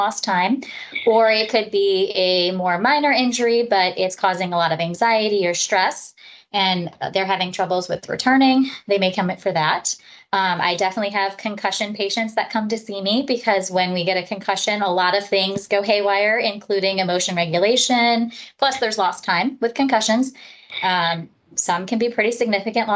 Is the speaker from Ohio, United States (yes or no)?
yes; Parma, Ohio, United States; also born or lived in Houston, Texas; I grew up in the Northeast Ohio area, up in the Parma area, actually, where I went through school.